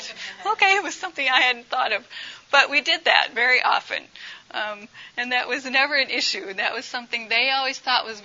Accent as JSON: {"language": "English", "country": "United States", "also_born_or_lived": "Uganda", "moved": "as an adult", "said": "as an American"}